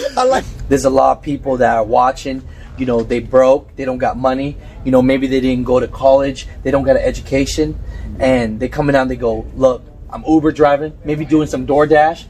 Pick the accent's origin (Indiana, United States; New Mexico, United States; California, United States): California, United States; Bay Area; I grew up in the Bay Area in Cali